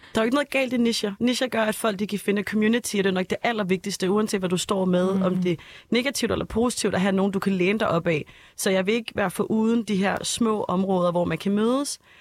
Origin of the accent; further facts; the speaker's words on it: Copenhagen, Capital Region of Denmark, Denmark; Jeg er født og opvokset øh, på Østerbro